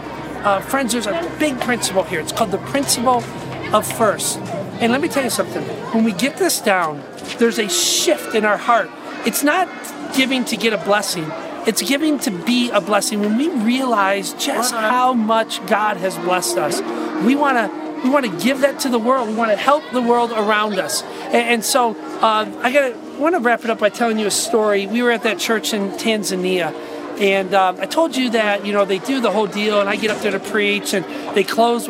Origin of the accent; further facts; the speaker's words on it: United States; I'm an American